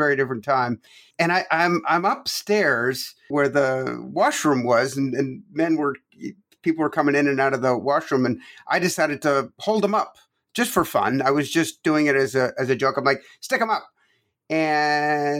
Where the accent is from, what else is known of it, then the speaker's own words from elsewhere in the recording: Toronto, Ontario, Canada; moved away as an adult; also born or lived in Quebec, Canada; now in United States; I was born in Quebec, Canada, and grew up from age 9 on in Toronto. So between Quebec and Toronto. So I'm Canadian, 100%